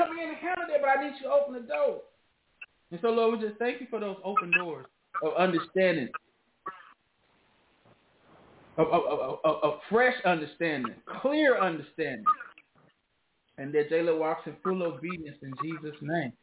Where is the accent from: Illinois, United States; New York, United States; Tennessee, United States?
Tennessee, United States; Memphis; I'm from the South. I grew up in Memphis.